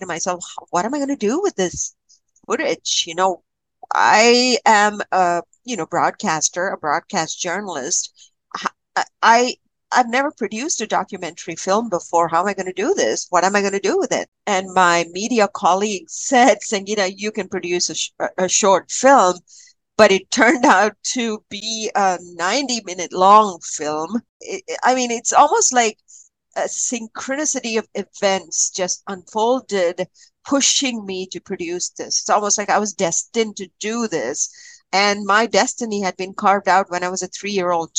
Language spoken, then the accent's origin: English; Kerala, India; now in Canada; I was born and raised in Kerala, and my grandparents used to take me to this amazing temple.